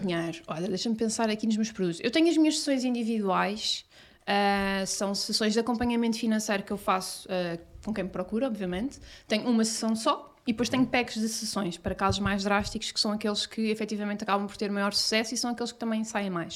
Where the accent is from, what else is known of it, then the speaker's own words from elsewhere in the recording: Cascais, Lisbon, Portugal; eu sou de Cascais